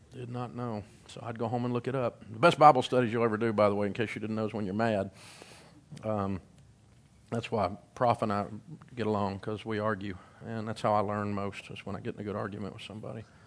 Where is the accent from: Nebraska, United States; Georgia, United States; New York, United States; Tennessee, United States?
Tennessee, United States; Middle; I grew up in Middle Tennessee